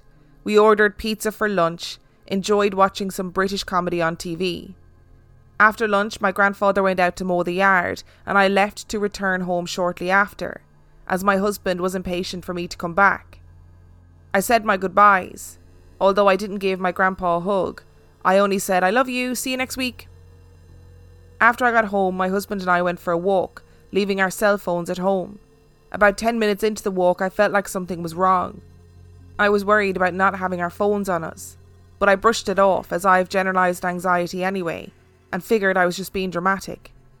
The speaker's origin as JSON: {"language": "English", "region": "Minnesota", "country": "United States", "tie": "born or raised there", "moved": "as an adult", "said": "I'm now 31 years old and have not had a sleep paralysis episode since leaving my hometown in Minnesota 3.5 years ago."}